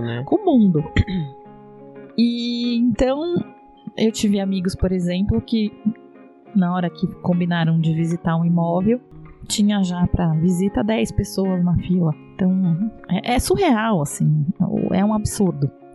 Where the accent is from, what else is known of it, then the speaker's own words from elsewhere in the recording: Brazil; moved away as an adult; now in Portugal; eu sou brasileira